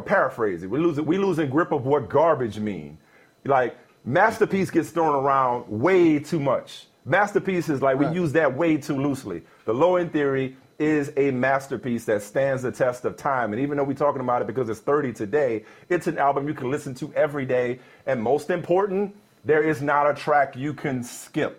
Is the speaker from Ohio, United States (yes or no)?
no; New Orleans, Louisiana, United States; moved away; I'm growing up in New Orleans.